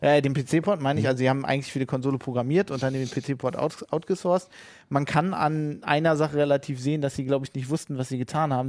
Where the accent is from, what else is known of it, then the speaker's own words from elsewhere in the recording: Germany; wir als Deutsche